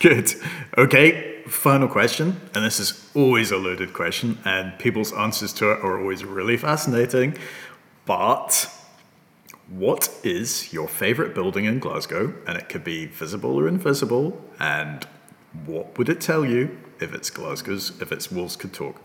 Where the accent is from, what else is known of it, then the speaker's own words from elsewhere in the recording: Hong Kong; moved away; I come from Hong Kong originally